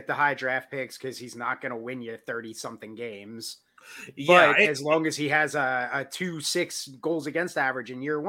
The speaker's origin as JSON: {"language": "English", "area": "Long Island", "region": "New York", "country": "United States", "tie": "born or raised there", "said": "growing up on Long Island"}